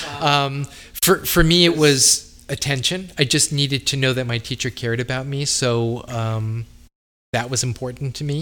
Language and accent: English; Long Island, New York, United States; I was from Long Island